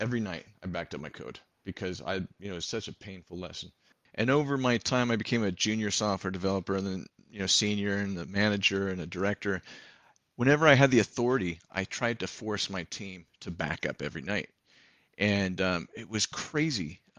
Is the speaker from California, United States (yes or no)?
yes; San Jose, California, United States; born there; Well, I was born in San Jose, California.